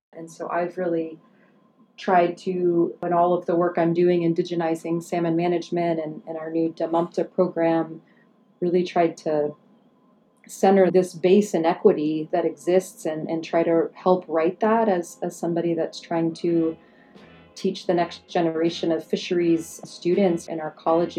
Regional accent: Pittsburgh, Pennsylvania, United States; moved away; also born or lived in Alaska; growing up in Pittsburgh, like a working class family

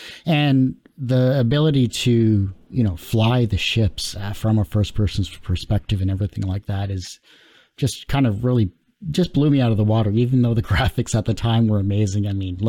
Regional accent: Windsor, Ontario, Canada; Yeah, I'm from Windsor, Ontario as well, too.

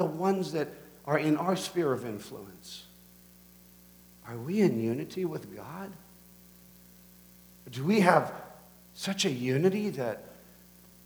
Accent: Canada

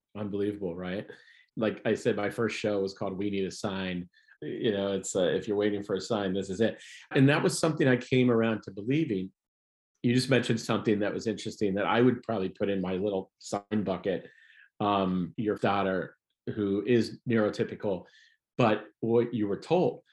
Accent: Ohio, United States; moved away as an adult; also born or lived in Chicago; I'm from Ohio

